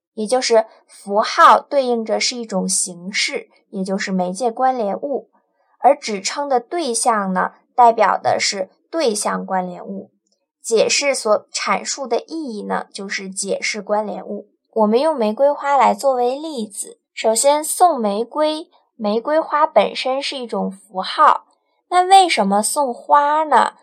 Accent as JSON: {"language": "Chinese", "country": "China", "said": "我作为一个中国人"}